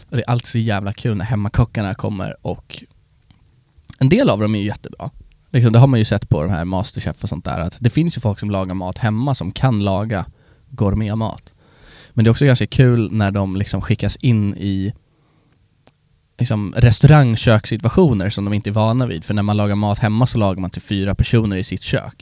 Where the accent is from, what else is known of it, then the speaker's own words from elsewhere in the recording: Sweden; oss svenskar